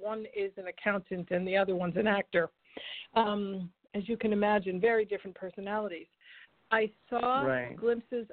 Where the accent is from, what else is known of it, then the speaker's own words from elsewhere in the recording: Rhode Island, United States; moved away; also born or lived in Charleston, South Carolina; I'm from Rhode Island originally.